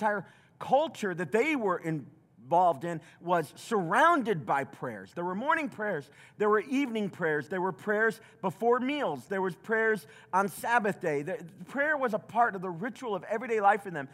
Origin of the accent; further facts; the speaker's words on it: the South, United States; I grew up in the South